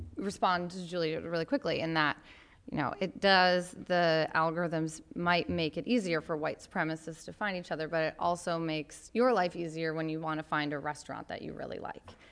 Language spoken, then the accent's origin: English; Grand Rapids, Michigan, United States; from my hometown of Grand Rapids, Michigan.